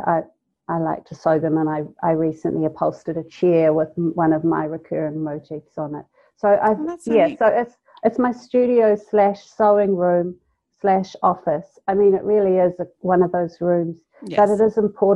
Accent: North Island, New Zealand; now in South Island, New Zealand; I'm from the North Island

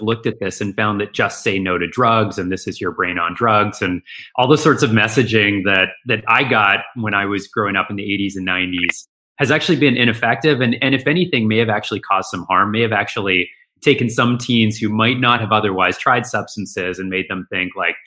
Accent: outside of Vancouver, British Columbia, Canada; moved away as an adult; now in Boston, United States; I'm Canadian originally. I grew outside of Vancouver, Canada

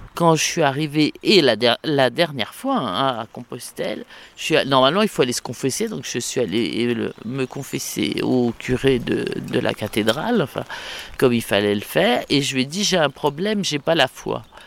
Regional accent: Saumur, Pays de la Loire, France; qui suis de Saumur, il fallait que je parte de Saumur un jour

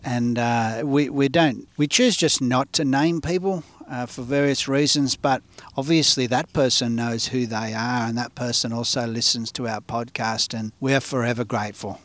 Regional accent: Australia; growing up in Australia where we grew up

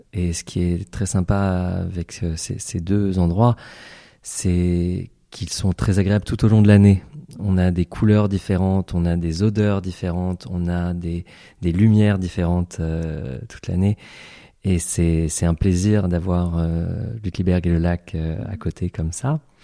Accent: Paris, Île-de-France, France; moved away as an adult; also born or lived in Seattle / New York; now in Switzerland; je suis né en France, à Paris. J'ai fait mes études de pharmacie à Châtenay-Malabry

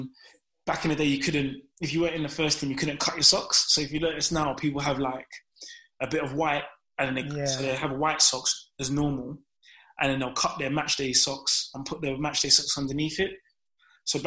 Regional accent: London, United Kingdom; I'm from Downham

